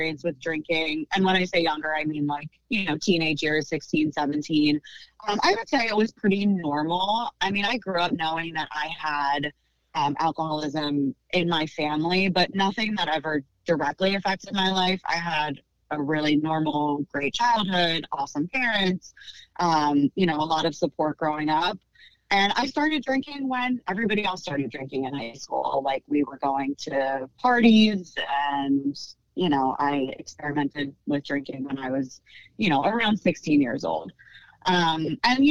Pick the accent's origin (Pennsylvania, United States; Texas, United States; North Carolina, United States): Pennsylvania, United States; also born or lived in suburbs of Philadelphia / Conshohocken; I am born and raised in Pennsylvania. I've lived in the suburbs of Philadelphia most of my life